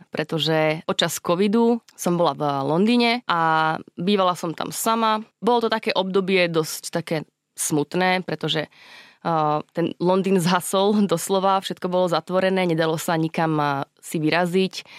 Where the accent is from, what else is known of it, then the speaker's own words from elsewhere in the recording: Nové Mesto nad Váhom, Trenčín Region, Slovakia; moved away as an adult; also born or lived in Bošáca, Slovakia / Bologna, Italy / Germany / Prague, Czech Republic; now in Dubai, United Arab Emirates; Pochádzam z Trenčianského kraja, narodila som sa v Novom meste nad Váhom a keď som mala 13 rokov, tak sme sa odsťahovali do Bošáce, do, do malej dedinky